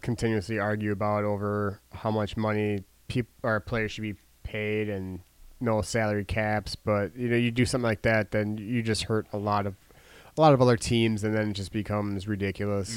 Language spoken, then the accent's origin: English; Milwaukee, Wisconsin, United States; closest to my hometown